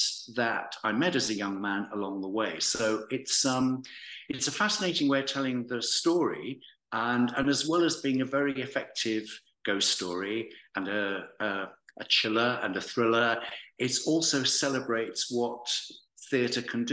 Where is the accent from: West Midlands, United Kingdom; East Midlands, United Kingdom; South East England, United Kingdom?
West Midlands, United Kingdom; Walsall; moved away as an adult; I was born in Warsaw. For anyone who knows it well, I was born on the Beachdale Estate in Karma. And, we lived there until I was 10, and then we moved to little Bloxwich in the north of Warsaw. So I was there till I was 18